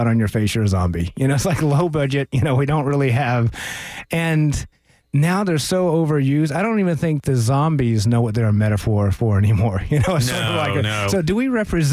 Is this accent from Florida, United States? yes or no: yes; Tampa, Florida, United States; I grew up in Tampa, okay. Florida